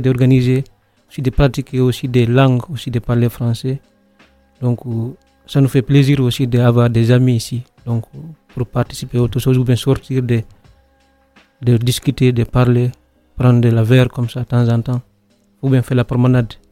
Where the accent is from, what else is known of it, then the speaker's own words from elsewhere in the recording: Guinea; now in Nyon, Switzerland; je viens de Guinée, j'ai 26 ans, j'habite à Nyon